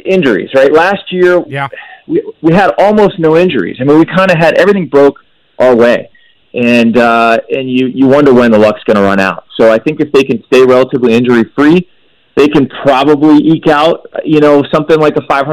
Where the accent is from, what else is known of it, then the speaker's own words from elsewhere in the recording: Herndon, Virginia, United States; I grew up in this area. I grew up in Northern Virginia, went away to college, but then settled back here